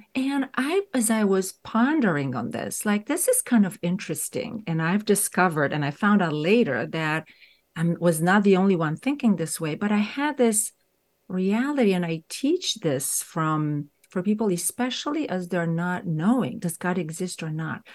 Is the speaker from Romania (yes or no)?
yes; Romania; moved away as an adult; I grew up in Romania. So, I spent there my first few decades of life